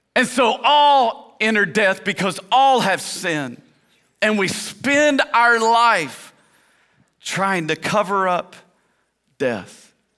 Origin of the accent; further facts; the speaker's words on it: Tennessee, United States; I grew up in Tennessee, and there they would say, Preacher.